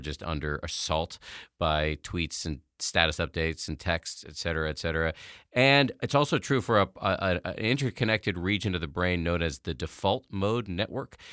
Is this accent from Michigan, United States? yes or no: no; Massachusetts, United States; I was raised in the People's Republic of Massachusetts by a pair of atheist scientists